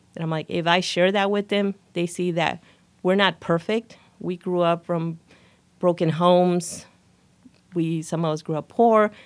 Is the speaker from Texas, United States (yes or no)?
yes; El Paso, Texas, United States; moved away as an adult; now in Waco, United States; I'm actually born and raised in El Paso, Texas